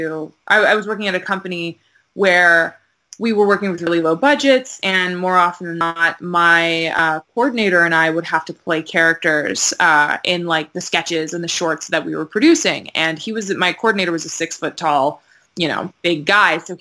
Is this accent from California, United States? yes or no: no; Maryland, United States; moved away; I'm from Maryland originally, which is kind of South